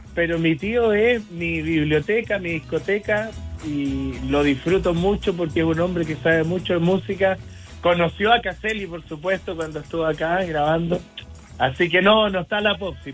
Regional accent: Chile; como chileno feliz

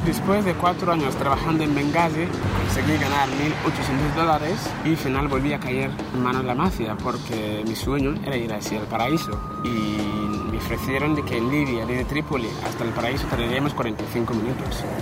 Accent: Ghana; Spanish is a second language; moved away as an adult; now in Spain; soy de Ghana, un pueblo que se llama Fiasos

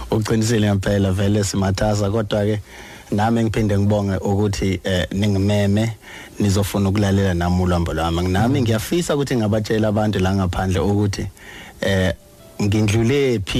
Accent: Venda, Limpopo, South Africa; ngizalwa eVenda ilanga azalelwa khona. Oh okay. Eh ngavelela endaweni yasemakhaya bayibiza ngokuthi emakwarera ngale.

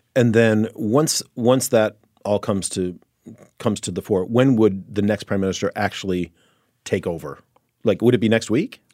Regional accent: Chicago, Illinois, United States; I grew up in the Chicago area

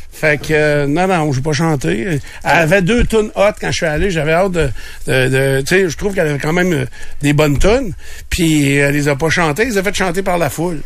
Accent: Quebec, Canada; je suis québécois

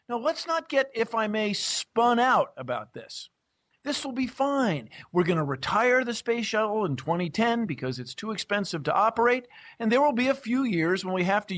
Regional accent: United States; I'm from the United States

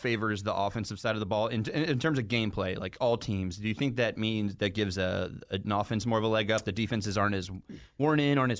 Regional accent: Atlanta, Georgia, United States; as a kid growing up in Atlanta

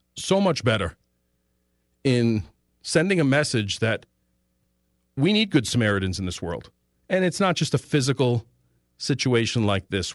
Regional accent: United States; I speak English, I'm born here.

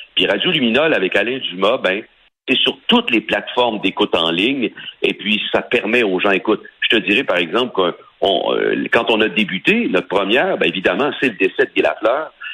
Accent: Sorel-Tracy, Quebec, Canada; je suis originaire de Sorel, OK? Je suis pas de Québec, comme les gens pensent, je suis de Sorel

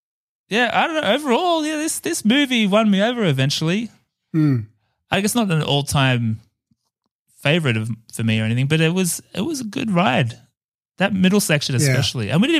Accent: Australia; I'm Australian

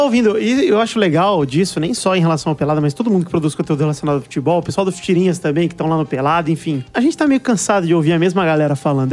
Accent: Araraquara, São Paulo, Brazil; eu mesmo sou de Araraquara

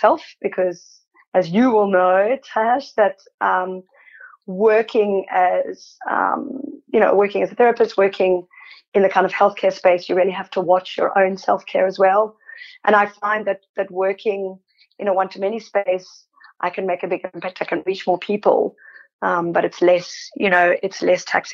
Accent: South Africa; moved away as an adult; now in Sydney, Australia; I'm South African, there is, and I grew up during apartheid

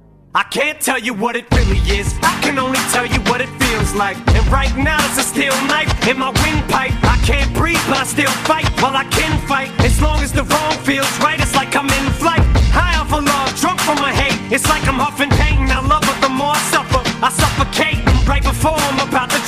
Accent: Australia; now in Dubai, United Arab Emirates; Growing up in Australia

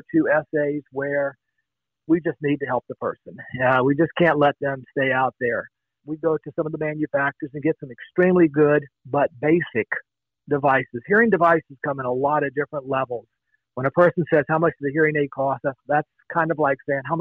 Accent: Long Beach, Mississippi, United States; now in Escondido, United States; I'm originally from the Mississippi Gulf Coast, a beautiful little town called Long Beach

